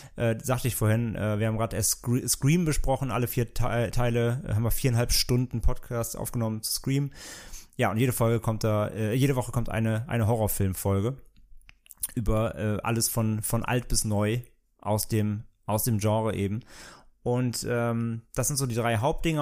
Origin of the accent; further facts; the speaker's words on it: Bad Neuenahr-Ahrweiler, Rhineland-Palatinate, Germany; moved away; ich komme ja aus dem Rheinland, wie gesagt, ursprünglich und ähm, natürlich halt super Karneval war bei uns immer total an der Tagesordnung